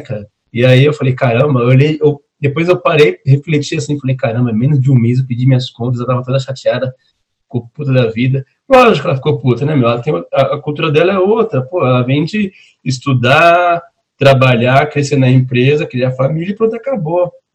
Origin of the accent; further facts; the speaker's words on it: São Paulo, Brazil; não sou carioca, eu sou paulista